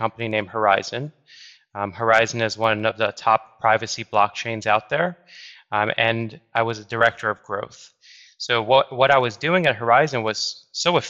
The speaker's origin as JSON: {"language": "English", "region": "New York", "country": "United States", "said": "I'm from New York. I went to school in New York"}